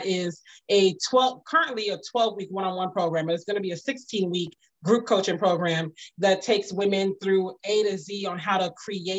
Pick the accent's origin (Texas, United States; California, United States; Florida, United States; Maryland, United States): Maryland, United States; Prince George's County; also born or lived in Washington, D.C. / Virginia / Pennsylvania; now in Atlanta, United States; I'm originally from Washington, D.C. I grew up primarily in Prince George's County, even spent many years in Virginia, lived in Pennsylvania, Virginia, before my family moved to Atlanta